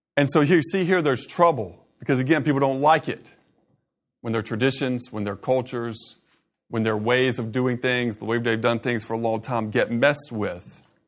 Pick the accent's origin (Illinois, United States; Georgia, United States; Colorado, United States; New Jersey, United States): Georgia, United States; Augusta; I grew up in Augusta.